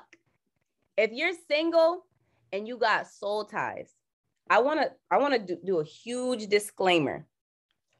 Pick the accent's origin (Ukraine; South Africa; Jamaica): Jamaica; I'm Jamaican